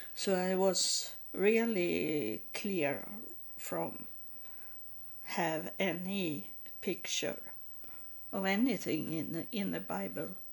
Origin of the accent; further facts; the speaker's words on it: Sweden; first language Swedish; English is a second language; also born or lived in Texas, United States; as I grew up in Sweden